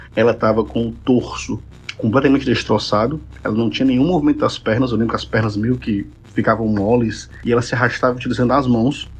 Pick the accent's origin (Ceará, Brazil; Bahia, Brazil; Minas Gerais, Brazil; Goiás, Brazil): Ceará, Brazil; eu sou cearense.